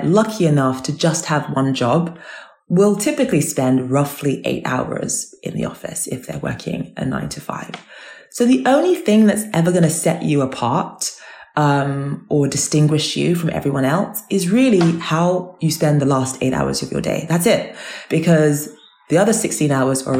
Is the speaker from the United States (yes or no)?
no; London, United Kingdom; you are, you know, a Nigerian girl and you are a child of immigrants and you are growing up in South London